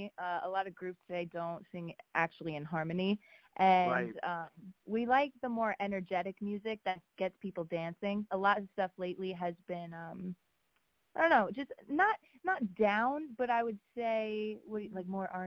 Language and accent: English; New Jersey, United States; New Jersey.